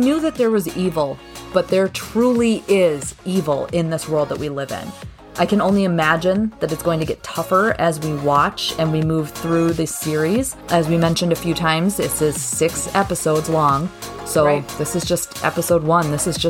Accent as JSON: {"language": "English", "region": "Minnesota", "country": "United States", "said": "Yeah, we're from Minnesota. We're tough girls."}